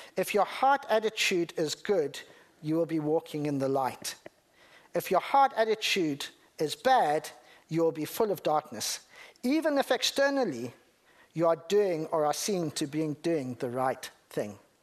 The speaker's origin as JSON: {"language": "English", "country": "Zimbabwe", "said": "I'm from Zimbabwe"}